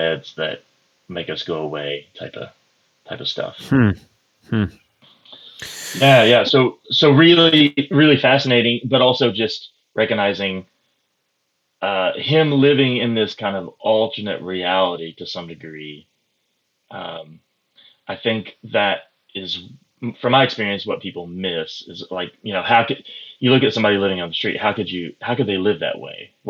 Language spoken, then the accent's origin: English; Pocahontas, Arkansas, United States; I grew up in the booming metropolis of Pocahontas, Arkansas